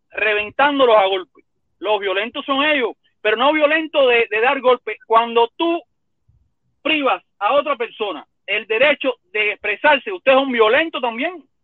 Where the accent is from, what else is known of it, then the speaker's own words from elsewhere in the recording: Cuba; ¿por qué yo no le doy ese mismo derecho a otro cubano que nació en mi tierra